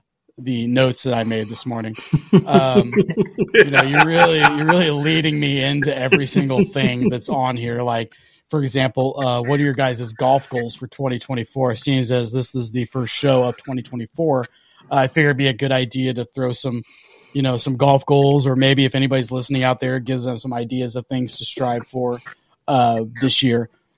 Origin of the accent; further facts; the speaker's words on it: Kansas City, United States; we're from Kansas City.